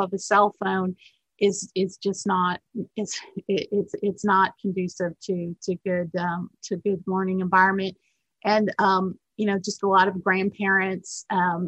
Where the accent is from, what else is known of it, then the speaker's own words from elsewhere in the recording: Minneapolis, Minnesota, United States; now in Alabama, United States; I'm actually from Minnesota, Minneapolis